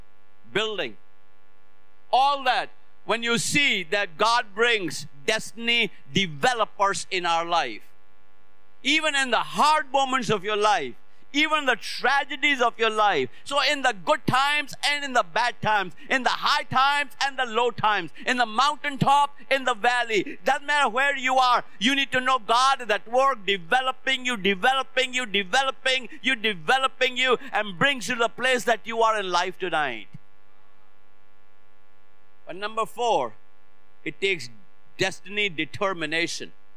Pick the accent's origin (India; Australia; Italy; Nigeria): India; Lucknow, Uttar Pradesh; moved away as an adult; now in United States; in my hometown, in North India, city of Lucknow